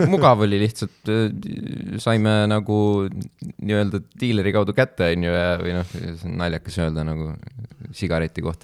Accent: Kohila, Rapla County, Estonia

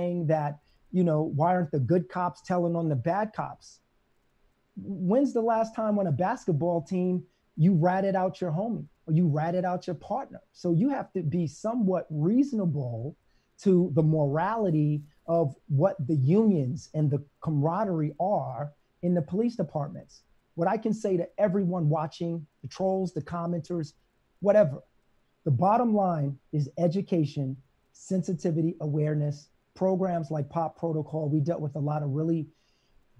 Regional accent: New York City, New York, United States; I'm from Brooklyn

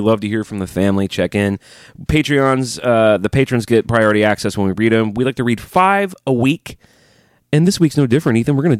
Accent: Alabama, United States; now in Nashville, United States; I do not like living in the South. I've been here my whole life. I'm from Alabama.

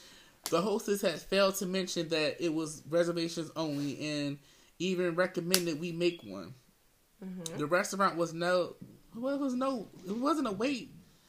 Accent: Las Vegas, Nevada, United States; in the hospitality industry. And I'm from Vegas.

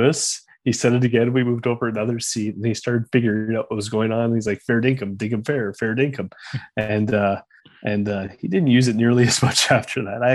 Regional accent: Canada; accent: Canadian; now in Australia; my Canadian accent

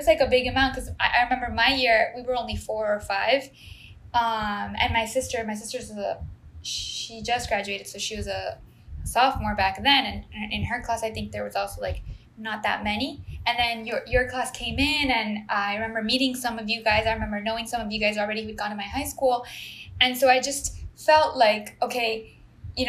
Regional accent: San Juan, Puerto Rico; English is a second language; I'm from San Juan, Puerto Rico.

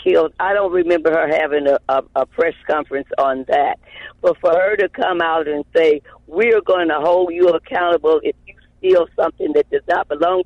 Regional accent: Chicago, Illinois, United States; I grew up in Inglewood

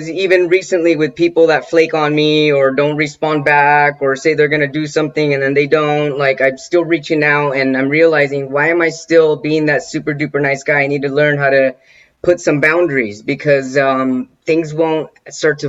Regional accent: San Bernardino County, California, United States; also born or lived in East Los Angeles, California; now in Pasadena, United States; when I was 6 or 7, our family moved us out to the San Bernardino County, the 909 area code. I lived out there till I was 18, 19

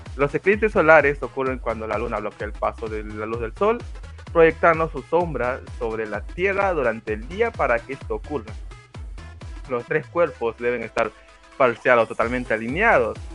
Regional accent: Peru; soy de Perú

